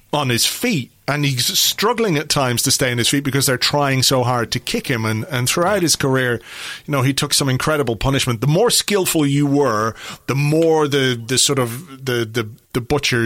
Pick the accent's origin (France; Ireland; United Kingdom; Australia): Ireland; as an Irish lad